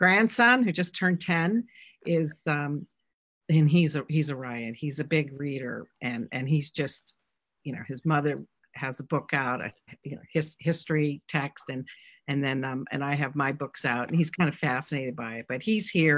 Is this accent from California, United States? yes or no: no; West Central Massachusetts, United States; now in Vermont, United States; where I grew up in West Central Massachusetts